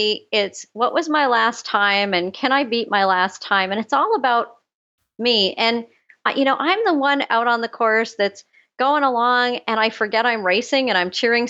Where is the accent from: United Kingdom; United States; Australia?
United Kingdom; Scotland; now in Canada; And then I sign up and then I'm Scottish. I absolutely will not waste a penny.